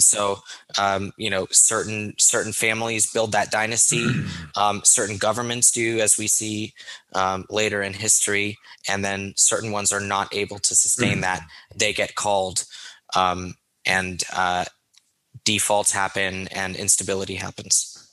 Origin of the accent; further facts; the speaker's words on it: United States; as an American